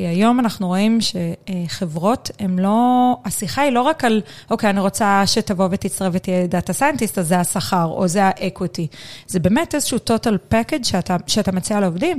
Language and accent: Hebrew; Na'an, Central District, Israel; אני גדלתי, אני קיבוצניקית במקור